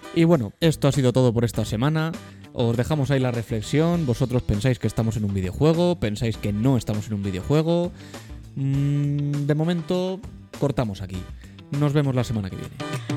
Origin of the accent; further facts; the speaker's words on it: Madrid, Community of Madrid, Spain; Nacimos en Madrid